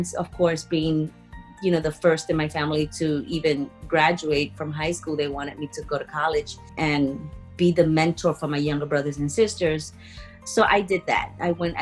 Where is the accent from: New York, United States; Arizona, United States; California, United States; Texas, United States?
New York, United States; New York City; also born or lived in Puerto Rico; I was born in Puerto Rico. I grew up in the Bronx, in Castle Hill Projects